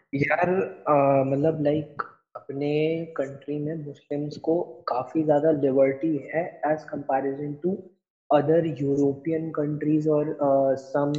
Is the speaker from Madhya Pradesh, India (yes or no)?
yes; Indore, Madhya Pradesh, India; हमारा शहर है इंदौर होलकर्स हम्म। के लिए जाना जाता है